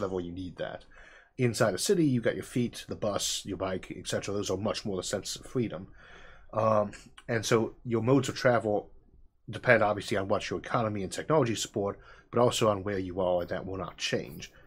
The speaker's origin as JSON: {"language": "English", "region": "Midwest", "country": "United States", "said": "I come from the Midwest and I'm in a rural area"}